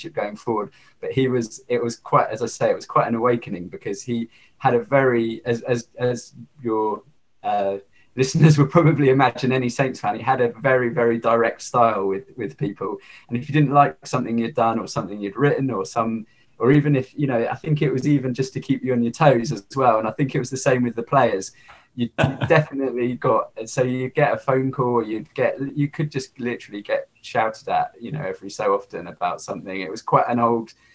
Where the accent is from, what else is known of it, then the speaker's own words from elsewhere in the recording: Hampshire, South East England, United Kingdom; I'm a Southampton fan, I'm from Hampshire